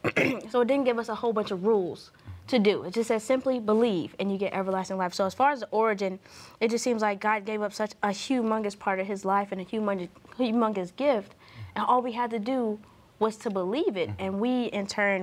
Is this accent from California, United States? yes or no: no; Marietta, Georgia, United States; I was raised in Atlanta, Georgia, or more affectionately known as Marietta.